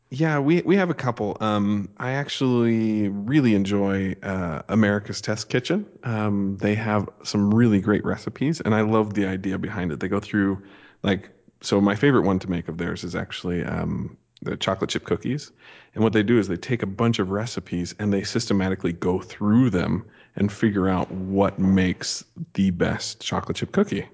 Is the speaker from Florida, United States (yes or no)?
no; Montana, United States; also born or lived in Las Vegas; now in Idaho Falls, United States; I grew up in Montana